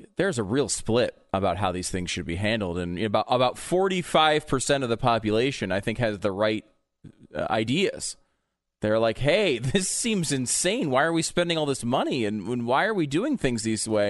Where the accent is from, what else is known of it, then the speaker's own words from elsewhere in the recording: Connecticut, United States; also born or lived in New York; now in Texas, United States; I grew up in Connecticut I was born in New York.